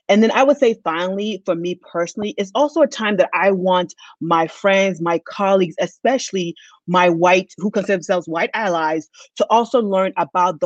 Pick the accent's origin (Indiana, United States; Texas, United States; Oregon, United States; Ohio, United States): Texas, United States; Denton; now in North Carolina, United States; I was born in 1979 in Denton, Texas